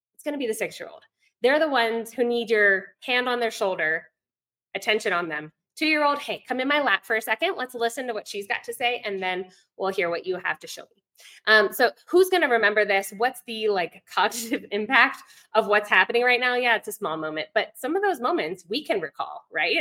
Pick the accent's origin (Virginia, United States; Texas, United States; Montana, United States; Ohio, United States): Virginia, United States; moved away as an adult; now in Ecuador; I'm from Virginia originally, um, but about 11 years ago, moved abroad, met my husband here in Ecuador